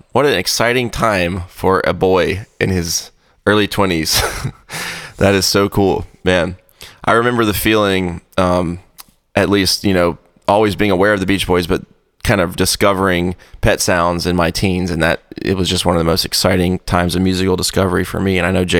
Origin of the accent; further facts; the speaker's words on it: England, United Kingdom; moved away; Then in December, I flew back to my home country of England to visit my dad